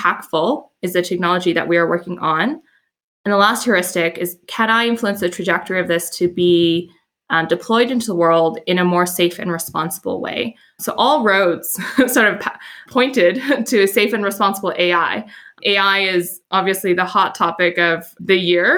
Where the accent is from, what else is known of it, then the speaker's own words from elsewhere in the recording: Edmonton, Alberta, Canada; moved away as an adult; also born or lived in Montreal; I grew up in Edmonton, which is this northernmost major city in Canada.